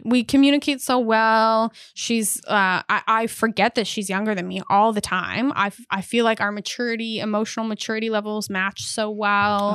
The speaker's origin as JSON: {"language": "English", "country": "Canada", "said": "I am Canadian"}